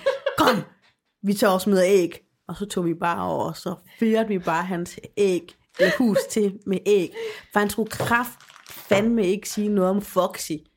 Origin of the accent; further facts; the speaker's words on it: Aarhus, Central Denmark Region, Denmark; moved away; hjemme i Aarhus